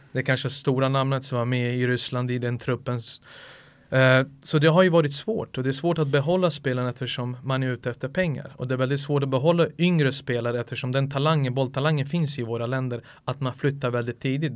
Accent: Sarajevo, Federation of Bosnia and Herzegovina, Bosnia & Herzegovina; now in Sweden; jag bodde hos morföräldrarna i Sarajevo

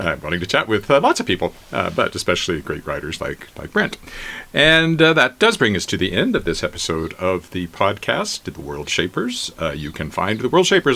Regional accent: Regina, Saskatchewan, Canada; my hometown of Regina

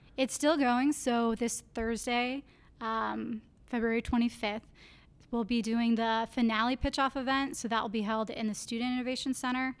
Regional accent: Clear Lake, Iowa, United States; I grew up in Clear Lake, Iowa.

